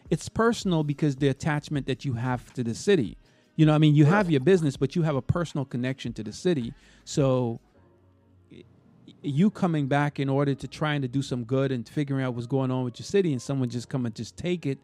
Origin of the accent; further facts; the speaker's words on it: Minnesota, United States; Hey, listen, I'm from Minnesota.